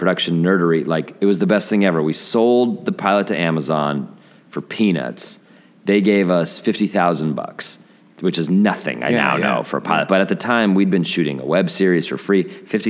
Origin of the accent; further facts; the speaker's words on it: Denver, Colorado, United States; you know, we're all from Denver.